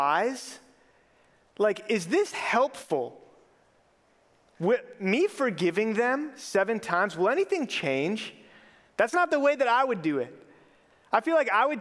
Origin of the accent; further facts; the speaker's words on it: Minneapolis–Saint Paul, Minnesota, United States; I grew up in the Twin Cities